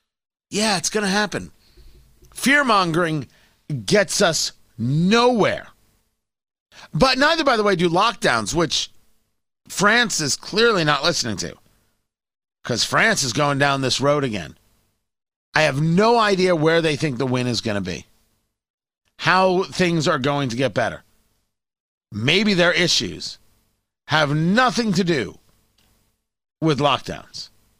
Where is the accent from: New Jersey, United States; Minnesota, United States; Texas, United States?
New Jersey, United States; also born or lived in Brooklyn, New York; Born in Brooklyn, grew up in Jersey. I do not have an accent at all. I certainly don't have a New York accent